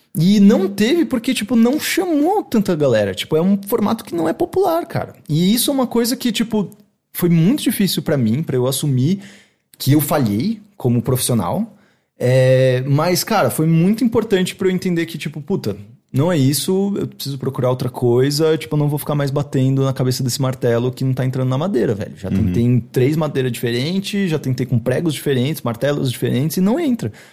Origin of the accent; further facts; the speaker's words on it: Brazil; Sou brasileiro demais